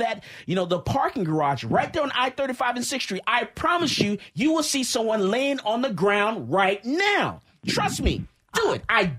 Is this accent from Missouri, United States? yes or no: yes; Missouri, United States; now in Austin, United States; I'm from Missouri, the show me state.